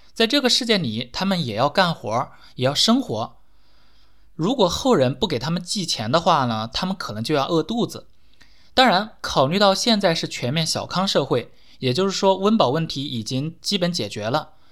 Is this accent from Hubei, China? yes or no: yes; Xiaogan, Hubei, China; 除了这，我们这里还发现了战国时期的竹简，叫做云梦竹简